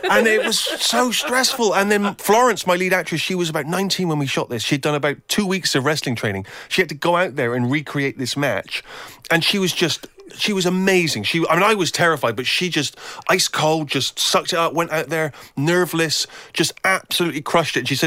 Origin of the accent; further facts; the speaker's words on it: England, United Kingdom; and I think I thought, well, what is what am I? I'm an English writer